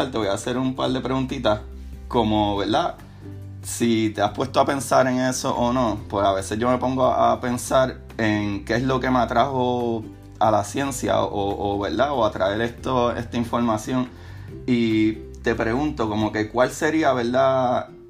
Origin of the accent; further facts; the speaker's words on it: Puerto Rico; now in St. Petersburg, United States; yo, de la misma manera, pues me crié en Puerto Rico, ciudad